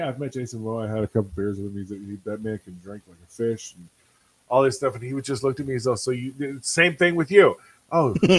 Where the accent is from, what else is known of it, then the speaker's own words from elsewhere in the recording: Alaska, United States; moved away; my hometown up in Alaska